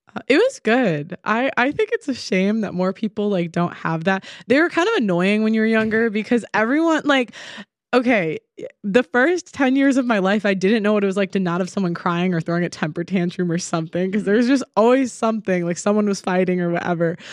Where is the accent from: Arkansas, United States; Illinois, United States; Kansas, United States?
Illinois, United States; Chicago; now in England; I'm from Chicago, the suburbs, originally